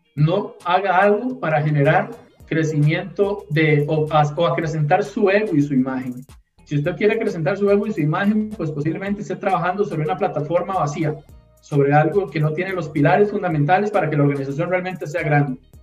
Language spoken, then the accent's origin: Spanish; Costa Rica; yo como costarricense